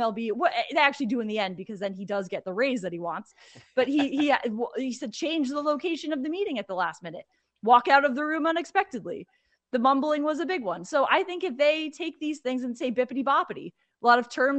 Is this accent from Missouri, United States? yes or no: no; Connecticut, United States; I grew up in Connecticut